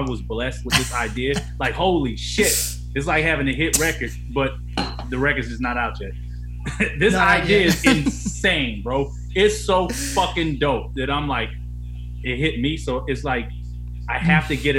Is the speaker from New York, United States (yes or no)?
no; Atlanta, Georgia, United States; I'm from Atlanta